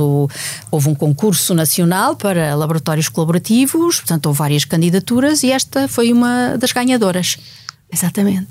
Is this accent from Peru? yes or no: no; Portugal; como portuguesa e como mulher